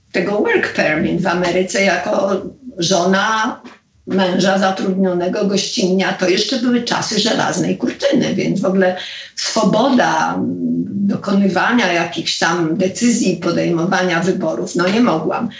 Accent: Poland; moved away as an adult; also born or lived in Los Angeles; jestem z Polski

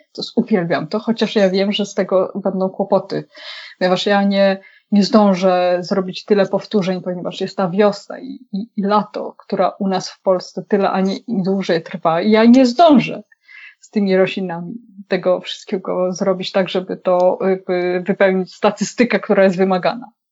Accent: Wołomin, Masovian Voivodeship, Poland; ja jestem z Wołomina

